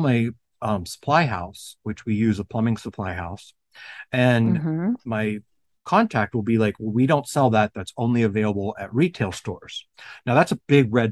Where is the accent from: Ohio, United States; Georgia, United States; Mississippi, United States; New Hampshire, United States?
Ohio, United States; I'm from Ohio